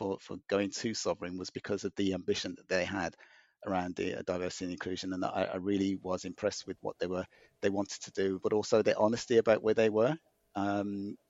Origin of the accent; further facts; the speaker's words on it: Birmingham, West Midlands, United Kingdom; moved away; also born or lived in Greenwich; I was born in Handsworth, Birmingham, which is remains a kind of an inner city, poorer area of the city. So, but I've always been proud of my roots and my upbringing